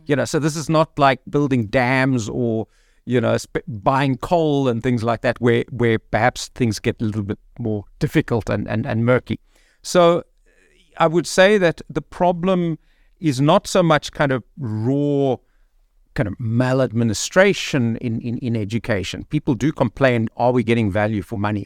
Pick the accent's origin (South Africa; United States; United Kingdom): South Africa; Cape Town, Western Cape; moved away as an adult; also born or lived in Thohoyandou; now in Gauteng, South Africa; I'm born and, and grew up in Cape Town, but, uh, I've taught in Thoyandal and, um, and now I'm working in Gauteng.